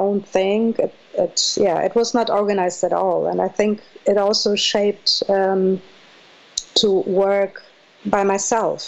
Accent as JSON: {"language": "English", "town": "Minden", "region": "North Rhine-Westphalia", "country": "Germany", "tie": "born or raised there", "also_born_or_lived": "Moscow, Russia / Leipzig, Germany", "second_language": "English", "moved": "as an adult", "said": "Yes, I grew up in Minden-Westfalen, which is close to Hanover, and I came there from Moscow with my mom."}